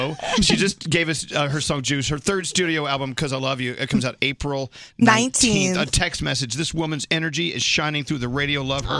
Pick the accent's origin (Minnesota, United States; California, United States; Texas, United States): Texas, United States; McKinney; I'm from McKinney, Texas, up north.